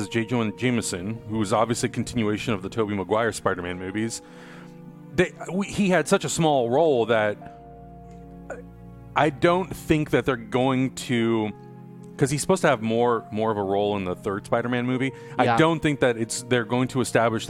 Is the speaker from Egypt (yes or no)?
no; Canada; I'm Canadian, so you must like hockey by default, right?